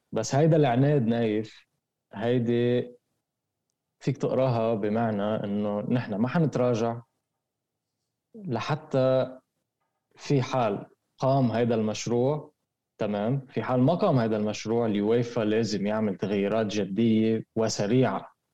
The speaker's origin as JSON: {"language": "Arabic", "country": "Lebanon", "said": "عندنا بلبنان"}